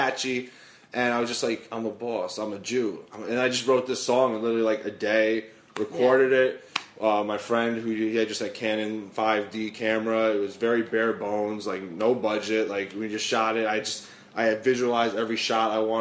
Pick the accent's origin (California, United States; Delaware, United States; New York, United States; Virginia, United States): New York, United States; New York City; I'm born and raised in the Bronx here in New York City